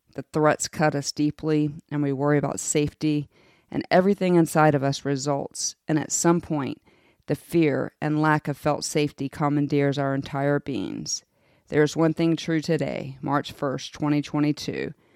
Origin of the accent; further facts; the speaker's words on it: United States; As an American